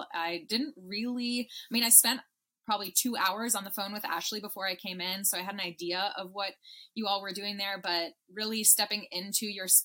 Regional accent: Toronto, Ontario, Canada; moved away as an adult; also born or lived in Massachusetts; I grew up in Toronto

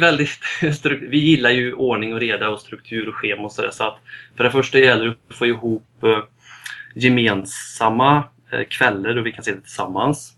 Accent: Västergötland, outside Falköping, Västra Götaland, Sweden; also born or lived in Lidköping; jag är uppväxt i Västergötland, utanför Falköping

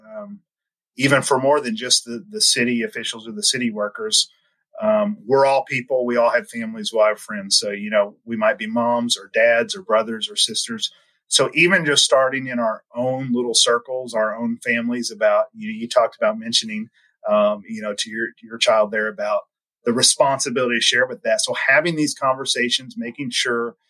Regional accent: Sikeston, Missouri, United States; now in Jefferson City, United States; I grew up in Southeast Missouri

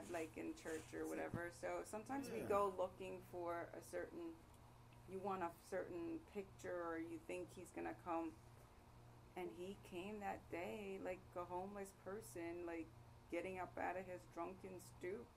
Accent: New York City, New York, United States; now in Atlanta, United States; I grew up in New York, and I was on the bench before moving to Atlanta

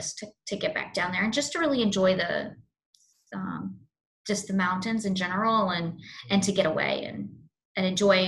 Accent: the South, United States; I call it Burial because I'm from the South.

